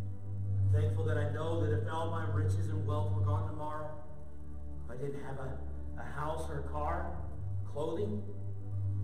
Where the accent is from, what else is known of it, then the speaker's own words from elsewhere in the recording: St. Louis, Missouri, United States; moved away; We're from St. Louis. So we don't have family here.